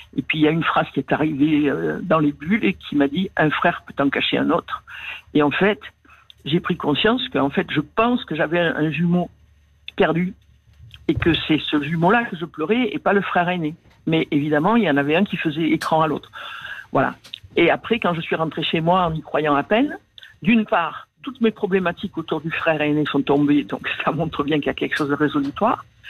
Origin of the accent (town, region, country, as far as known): Marseille, Provence-Alpes-Côte d'Azur, France; born or raised there; accent: Marseille; moved away; also born or lived in Paris